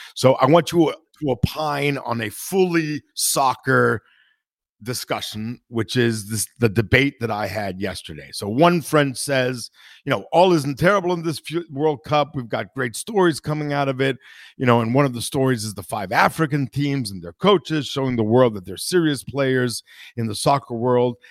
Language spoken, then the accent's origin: English; Italy; I'm from Italy